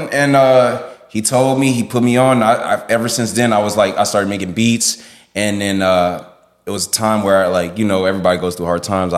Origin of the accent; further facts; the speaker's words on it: Miami, Florida, United States; Originally, I'm from Little Haiti. I'm from Dade County.